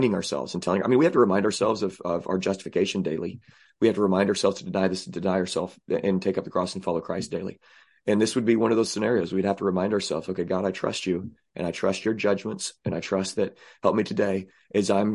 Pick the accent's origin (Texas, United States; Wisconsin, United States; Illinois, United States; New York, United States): Illinois, United States; Southern; I say I'm from Southern Illinois, by the way. I don't claim Illinois. Southern Illinois is where it's